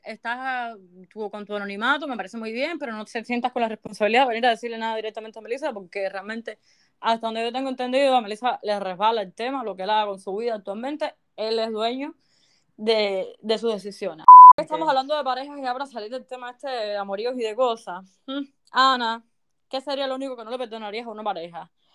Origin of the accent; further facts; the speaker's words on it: Cuba; moved away; como buen cubano